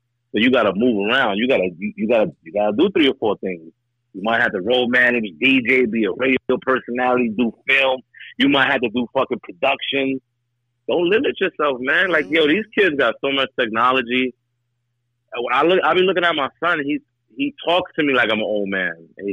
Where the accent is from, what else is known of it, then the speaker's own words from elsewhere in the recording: New York, United States; moved away; we New York niggas to the heart.